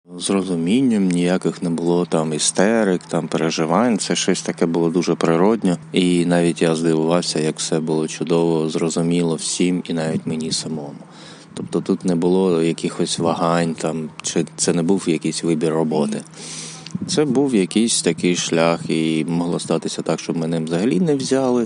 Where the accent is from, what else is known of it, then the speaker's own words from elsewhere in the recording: Mykolaiv, Mykolaiv Oblast, Ukraine; moved away as an adult; also born or lived in Kyiv; Народився в місті Миколаєві у 2002-му, поступив в університет, переїхав в Київ, з тих пір жив в Києві